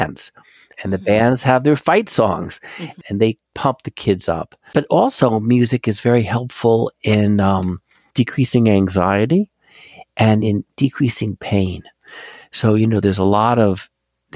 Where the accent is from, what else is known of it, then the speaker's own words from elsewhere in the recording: Philadelphia, Pennsylvania, United States; I'm from Philly